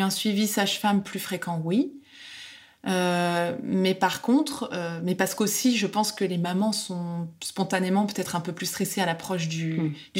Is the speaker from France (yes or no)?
yes; France; now in Netherlands; je suis française